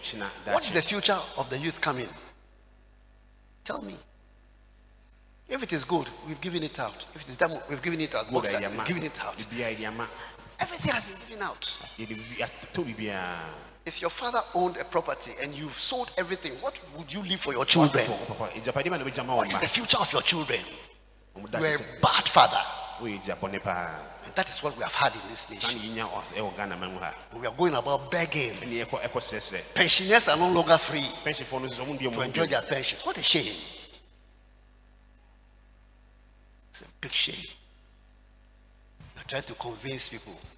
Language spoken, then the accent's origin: English; Ghana